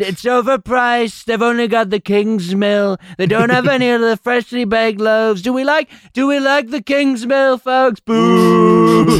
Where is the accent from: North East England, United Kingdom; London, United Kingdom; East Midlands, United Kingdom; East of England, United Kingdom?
East of England, United Kingdom; Basildon; I'm also from Basildon